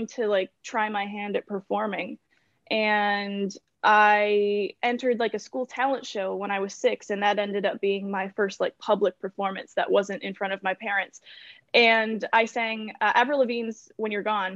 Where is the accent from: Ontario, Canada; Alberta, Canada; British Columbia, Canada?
Ontario, Canada; Kingston; I was born in Kingston, Ontario. I live just a few minutes outside of it.